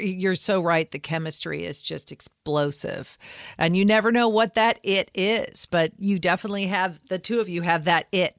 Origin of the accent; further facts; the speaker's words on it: United States; as an American.